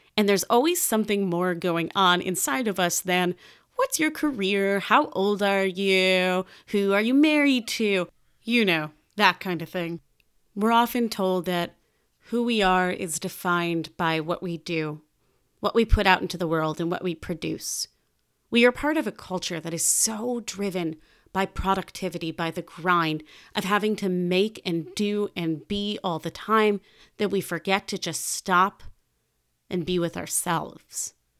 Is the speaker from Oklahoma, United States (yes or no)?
no; Chicago, Illinois, United States; I grew up in Chicago, Illinois, to the aforementioned Jewish-Italian household